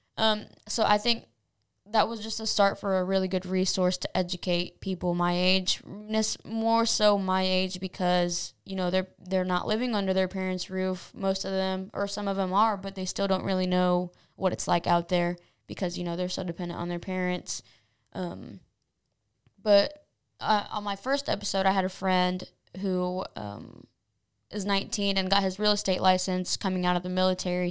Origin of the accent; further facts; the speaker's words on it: Anderson, Indiana, United States; I was born in Indianapolis, but raised in Anderson. I've lived in Anderson my whole life.